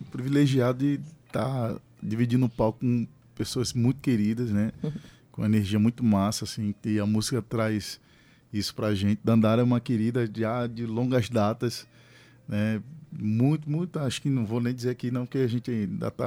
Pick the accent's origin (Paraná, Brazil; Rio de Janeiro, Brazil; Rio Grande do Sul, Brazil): Rio de Janeiro, Brazil; now in Paraíba, Brazil; Eu sou do Rio de Janeiro